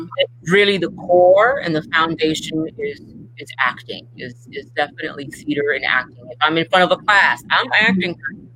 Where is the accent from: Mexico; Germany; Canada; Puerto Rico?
Puerto Rico; also born or lived in New York / Miami; So my house was always the house growing up in Puerto Rico and in New York and in Miami, where it's always filled with musicians and writers.